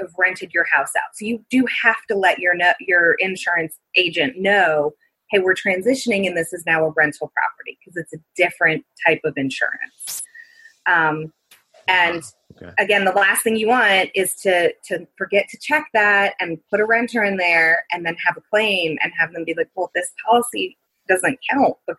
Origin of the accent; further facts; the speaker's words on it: New Orleans, Louisiana, United States; I am from New Orleans and lived there during Hurricane Katrina